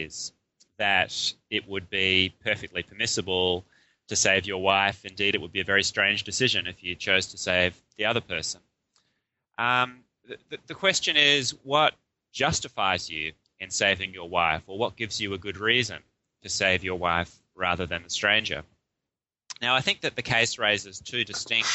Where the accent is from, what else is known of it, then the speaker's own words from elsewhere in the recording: Melbourne, Victoria, Australia; moved away as an adult; now in Wellington, New Zealand; I grew up in Melbourne in Australia